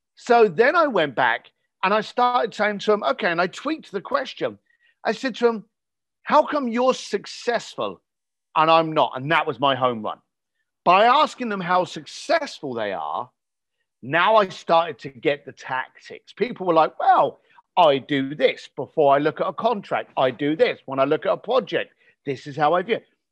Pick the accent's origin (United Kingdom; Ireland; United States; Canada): United Kingdom; I was born just outside of London